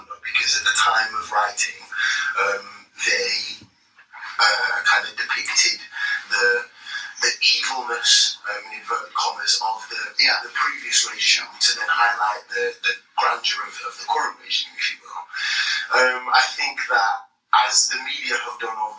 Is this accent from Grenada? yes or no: yes; Grenada; now in United Kingdom; as a man of Caribbean heritage, when I was born in Grenada